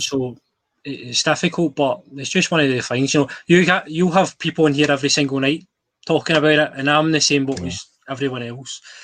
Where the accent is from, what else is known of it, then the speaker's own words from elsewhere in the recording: Scotland, United Kingdom; as a Scottish person